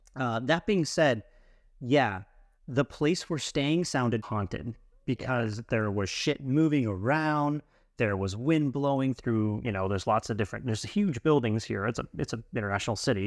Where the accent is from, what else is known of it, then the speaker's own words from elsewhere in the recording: United States; being an American abroad